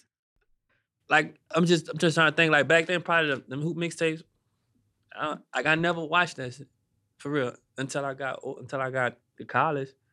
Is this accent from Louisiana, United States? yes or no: yes; Gretna, Louisiana, United States; I'm from Gretna, uh, Louisiana